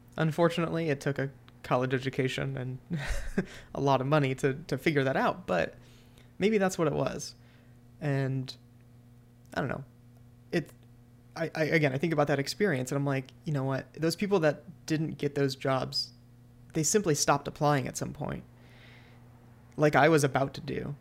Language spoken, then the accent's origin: English; Cleveland, Ohio, United States; moved away as an adult; also born or lived in Pittsburgh; I'm from Cleveland